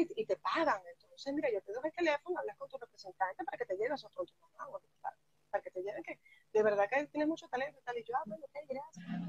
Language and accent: Spanish; Venezuela; moved away as an adult; now in Galicia, Spain